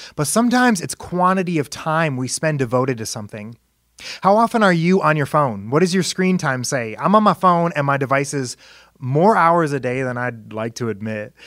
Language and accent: English; Indiana, United States; he was the director of Christian education at my church growing up in Indiana.